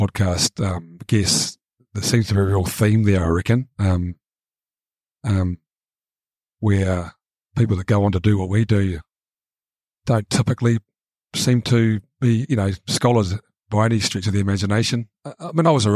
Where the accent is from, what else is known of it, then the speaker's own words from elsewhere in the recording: Napier, Hawke's Bay, New Zealand; I grew up on the Hawke's Bay in New Zealand and went to school in a little town called Napier.